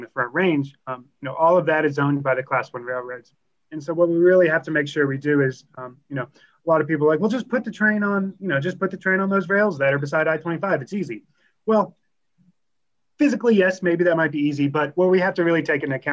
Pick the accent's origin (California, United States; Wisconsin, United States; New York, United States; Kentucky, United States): Kentucky, United States; now in Colorado, United States; I'm from Kentucky, and so the business of predicting coal is kind of been baked into my blood since before I was born.